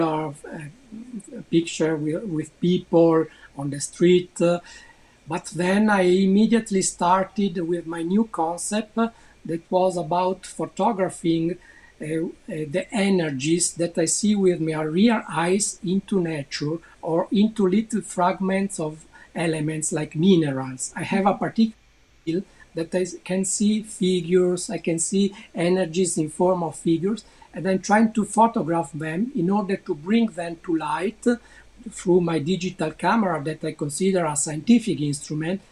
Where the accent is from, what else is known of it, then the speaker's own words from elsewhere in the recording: Italy; also born or lived in Bolzano; I'm an Italian NFT photographer and artist. I'm living in the northern part of Italy.